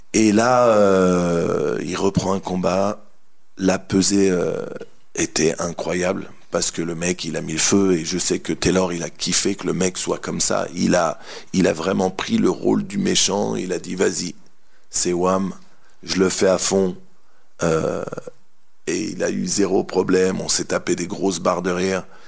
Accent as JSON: {"language": "French", "country": "France", "said": "on est français"}